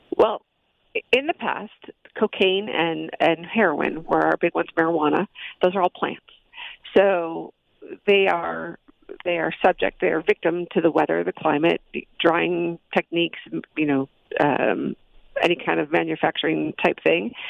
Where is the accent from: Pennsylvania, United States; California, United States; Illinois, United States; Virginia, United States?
Illinois, United States; Chicago; moved away as an adult; now in Phoenix, United States; I grew up in Chicago